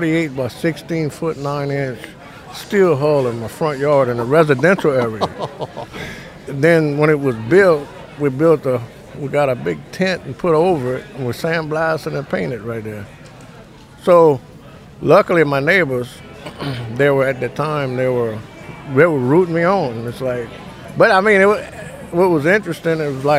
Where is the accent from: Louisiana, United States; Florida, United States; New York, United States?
Louisiana, United States; Houma; I'm from Houma, Louisiana. And, as a kid, you see them building the boats on the side of the bay